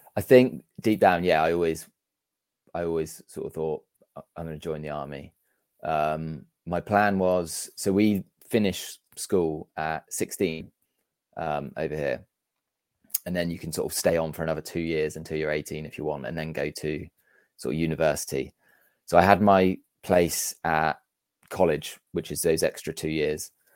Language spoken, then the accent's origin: English; Amesbury, South West England, United Kingdom; also born or lived in Wegberg, Germany; we grew up in a small town called Amesbury